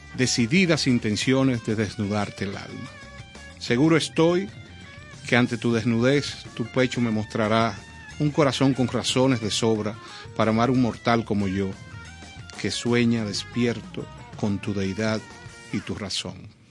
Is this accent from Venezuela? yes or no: no; Dominican Republic; nosotros como dominicanos